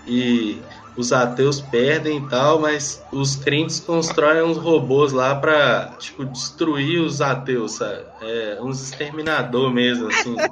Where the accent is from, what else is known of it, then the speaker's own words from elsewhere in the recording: Minas Gerais, Brazil; eu também sou mineiro